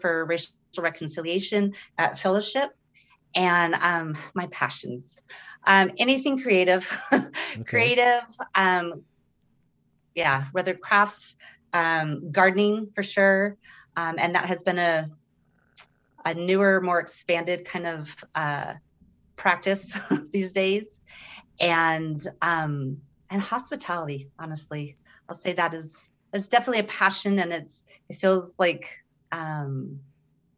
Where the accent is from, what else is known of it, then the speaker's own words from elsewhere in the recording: Sierra Madre, California, United States; I'm from Sierra Madre, California